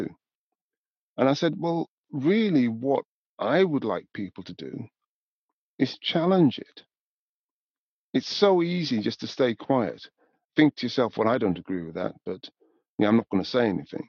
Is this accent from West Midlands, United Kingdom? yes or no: no; Newcastle upon Tyne, North East England, United Kingdom; moved away as an adult; also born or lived in Scotland / London; I was born in Newcastle, you know, raised in the north of England, gone to university in Scotland and moved to London